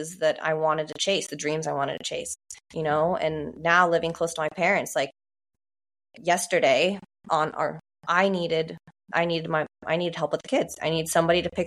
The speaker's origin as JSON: {"language": "English", "region": "Oregon", "country": "United States", "said": "I'm also from Oregon"}